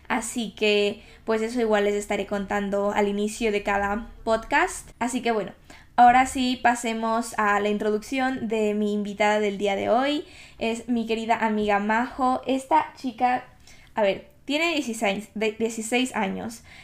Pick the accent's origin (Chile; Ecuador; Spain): Ecuador; now in United Kingdom; Obviamente vine de Ecuador al Reino Unido, a Inglaterra, hace cuatro años básicamente, y han pasado tantas cosas, han cambiado tantas cosas